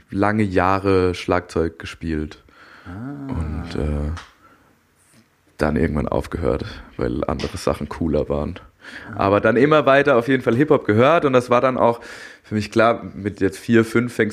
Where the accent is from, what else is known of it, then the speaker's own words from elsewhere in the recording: Darmstadt, Hesse, Germany; moved away as an adult; also born or lived in Berlin / Frankfurt; ich bin in Darmstadt aufgewachsen